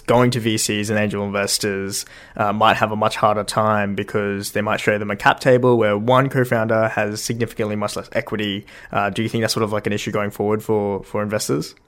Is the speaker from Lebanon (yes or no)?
no; Australia; I'm from Australia